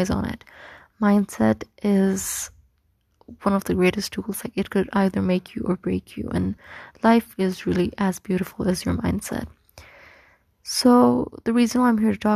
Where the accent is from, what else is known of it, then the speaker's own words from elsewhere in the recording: Egypt; moved away as an adult; now in Pakistan; I was born and raised in Egypt, and I lived there for like 18 years